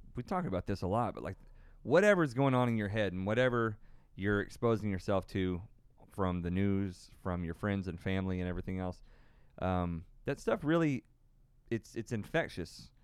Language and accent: English; Tornado Alley, United States; born and raised in Tornado Alley.